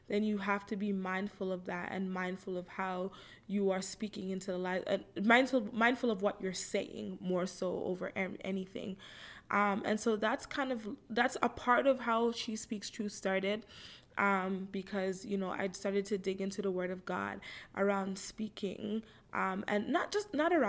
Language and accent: English; Toronto, Ontario, Canada; I live in Toronto, Canada. I'm 30 years old. I was born right here in Toronto. I grew up with a Jamaican background